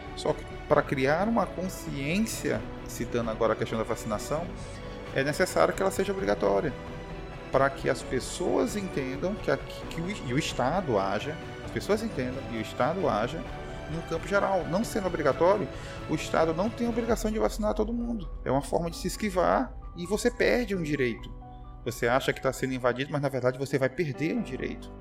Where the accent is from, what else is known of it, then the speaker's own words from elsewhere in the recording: Brazil; em Caxias, a cidade onde eu nasci